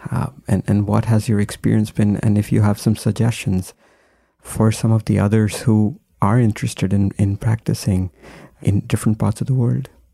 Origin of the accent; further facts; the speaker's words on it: India; now in United States; I, I grew up in India, but then I was here for a long time.